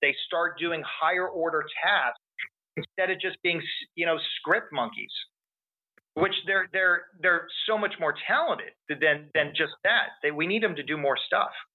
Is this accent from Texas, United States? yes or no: yes; Texas, United States; I'm from Texas